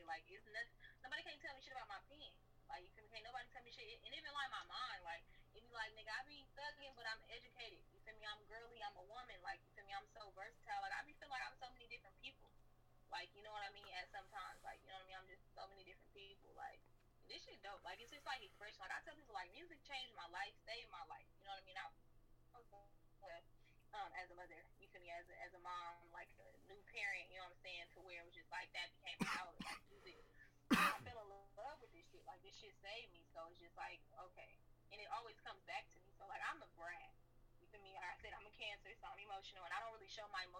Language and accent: English; Seattle, Washington, United States; I'm from Seattle